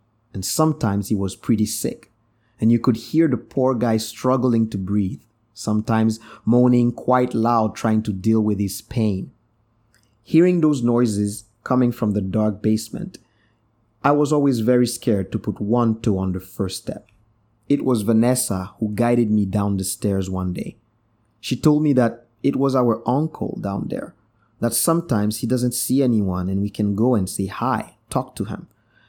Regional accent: Brussels, Belgium; born there; I was born in 1981 in Brussels, Belgium. My Haitian parents met there while in university.

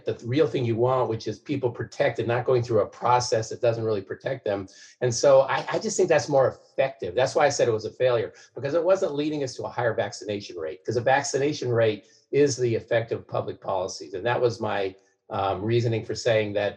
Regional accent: Salem, Oregon, United States; Selma, my hometown

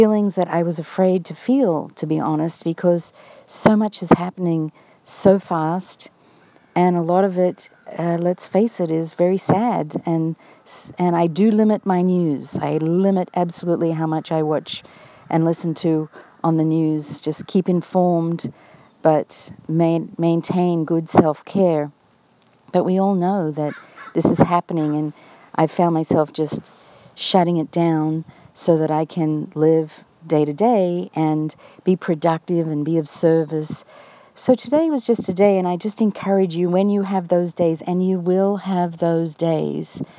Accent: Australia; now in United States; My own family in Australia, as many of you know, I am Australian, and that part of me is, of course, always a big part of me. And my family here in the United States

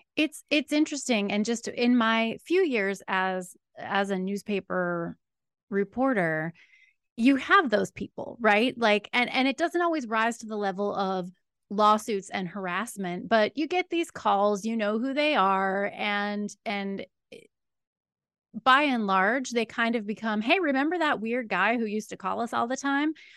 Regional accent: Williamsport, Pennsylvania, United States; My first journalism job was as an editorial assistant at my hometown newspaper, the William Sports Sun Gazette

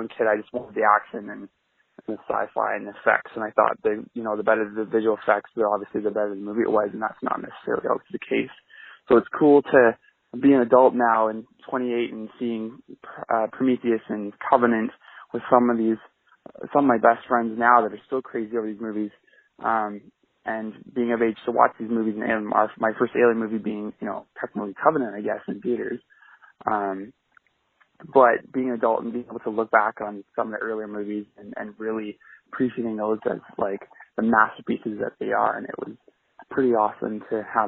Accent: Canada; I'm a Canadian guy who's 28 years old

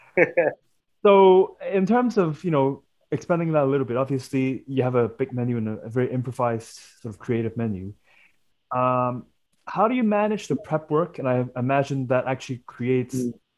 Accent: Hong Kong; I am Chinese myself and I grew up in Hong Kong

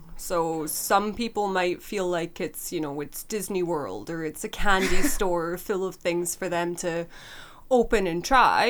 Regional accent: just outside of Glasgow, Scotland, United Kingdom; moved away as an adult; also born or lived in London; now in Canada; I was born and raised in Scotland, just outside of Glasgow. I spent most of my youth there

